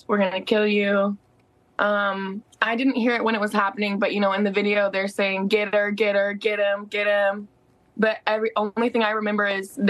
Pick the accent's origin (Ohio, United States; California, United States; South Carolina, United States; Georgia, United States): South Carolina, United States; now in Chicago, United States; So I'm actually from South Carolina. We are going to stay here for a little while just to pursue the lawsuit that we're trying to do.